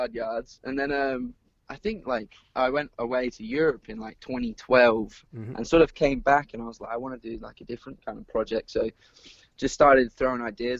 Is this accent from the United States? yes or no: no; Perth, Western Australia, Australia; growing up in Perth.